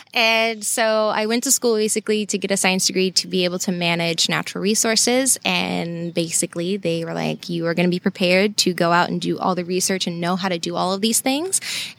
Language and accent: English; Savannah, Georgia, United States; also born or lived in Alabama; So I grew up right outside Savannah, and I was actually born in Alabama.